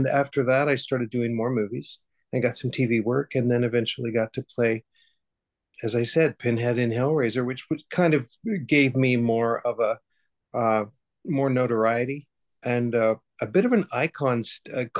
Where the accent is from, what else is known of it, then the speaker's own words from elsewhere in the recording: Hutchinson, Kansas, United States; I grew up in Hutchinson, Kansas, in the middle of Kansas.